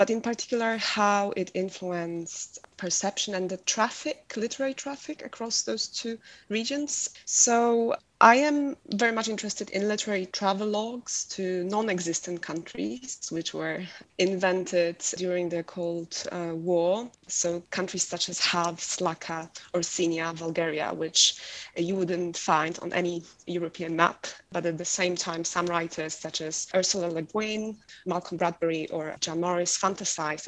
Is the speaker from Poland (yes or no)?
yes; Poland; now in Oxford, United Kingdom; I'm from Poland